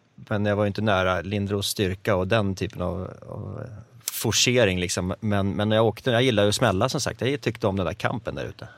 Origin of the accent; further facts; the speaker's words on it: Gävle, Gävleborg County, Sweden; Jag är uppväxt i Gävle